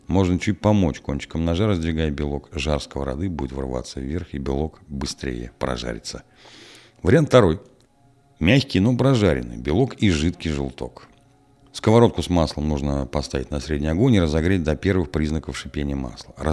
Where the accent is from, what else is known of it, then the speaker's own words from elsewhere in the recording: Balashov, Saratov Oblast, Russia; В моем родном городе Балашове всякий раз, когда я возвращался из гостей, бабушка неизменно задавала мне один и тот же вопрос.